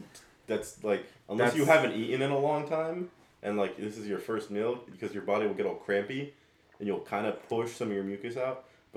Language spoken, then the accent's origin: English; Jacksonville, United States; moved away; when I was a child in Jacksonville